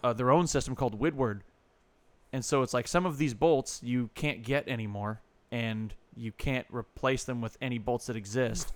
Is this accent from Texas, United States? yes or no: no; California, United States; I grew up here